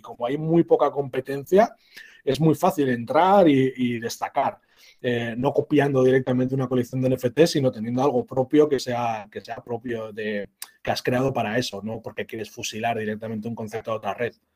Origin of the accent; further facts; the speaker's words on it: San Sebastián, Basque Country, Spain; soy un vasco, como has comentado, Lucas, y, sí, bueno, soy de, San Sebastián, de, la capital de Guipúzcoa